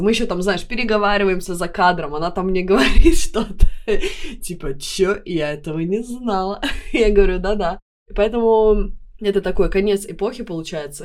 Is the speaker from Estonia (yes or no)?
yes; Tartu, Tartu County, Estonia; accent: Baltic; moved away as an adult; now in Stockholm, Sweden; в Тарту, в моем родном городе